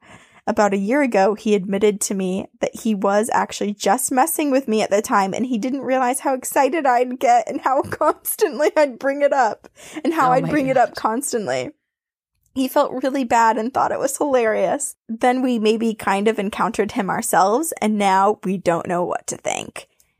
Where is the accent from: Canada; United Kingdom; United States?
United States; Massachusetts; I grew up in Bridgewater Triangle in Massachusetts.